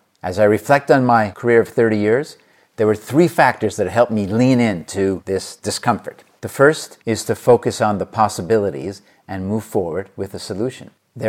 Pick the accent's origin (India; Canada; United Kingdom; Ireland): India; moved away as an adult; now in Cincinnati, United States; I had no American university degree or work experience when I moved from India to Cincinnati about 30 years ago.